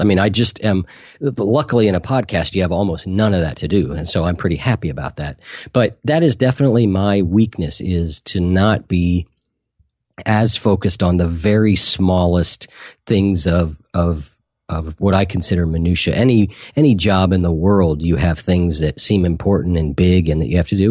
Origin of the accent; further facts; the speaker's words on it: Columbus, Ohio, United States; I'm from Columbus, Ohio